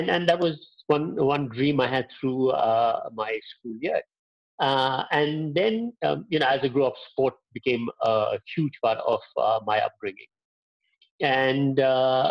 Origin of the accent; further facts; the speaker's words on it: Pune, Maharashtra, India; I grew up in Pune